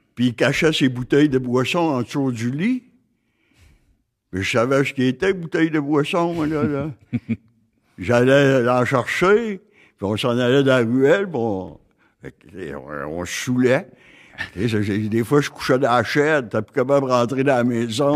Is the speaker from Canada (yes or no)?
yes; Gaspésie, Quebec, Canada; moved away; also born or lived in Côte-Nord; je suis natif de la Gaspésie